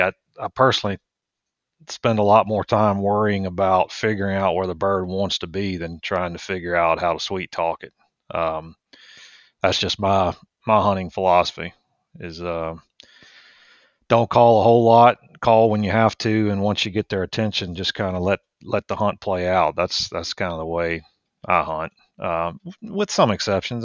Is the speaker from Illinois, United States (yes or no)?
no; Richmond, Virginia, United States; moved away as an adult; also born or lived in Mississippi / Louisiana; now in Georgia, United States; I grew up outside of Richmond